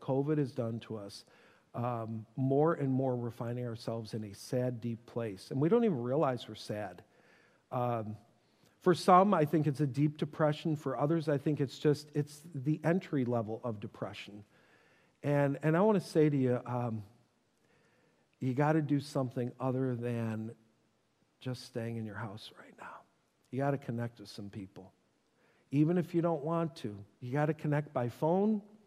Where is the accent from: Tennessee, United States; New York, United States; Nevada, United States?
New York, United States; Buffalo; I grew up in Buffalo